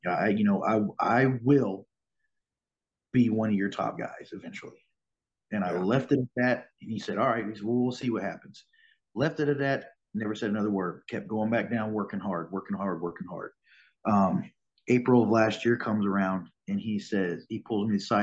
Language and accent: English; Springfield, Missouri, United States; I grew up here in Springfield. I was born here, and uh, went to school Central High School.